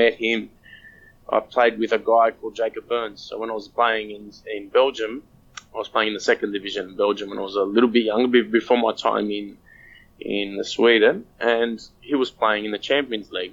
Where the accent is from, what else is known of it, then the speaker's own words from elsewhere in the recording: Australia; I'm just Australian.